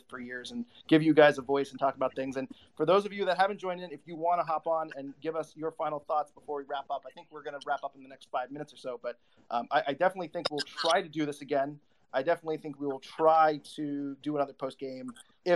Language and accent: English; United States; as an American